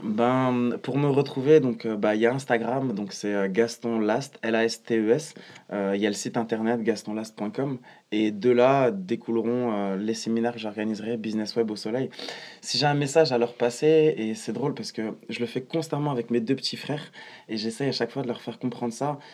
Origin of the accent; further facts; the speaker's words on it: Morocco; moved away; also born or lived in Strasbourg, France; rentrer vivre dans mon pays natal, le Maroc, pour me rapprocher de mes parents